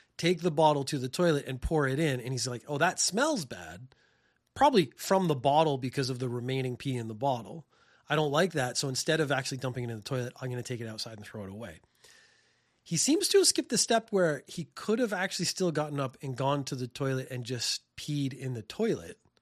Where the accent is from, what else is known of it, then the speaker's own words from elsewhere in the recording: Canada; now in Japan; I'm from Canada